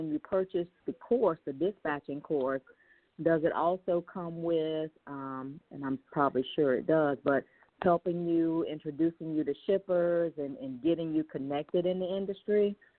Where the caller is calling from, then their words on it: Lakeland, Florida, United States; from Lakeland, Florida.